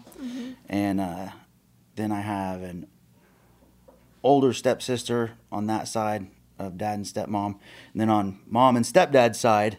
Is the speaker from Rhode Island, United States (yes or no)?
no; Oklahoma City, Oklahoma, United States; I'm an Okie, born and bred.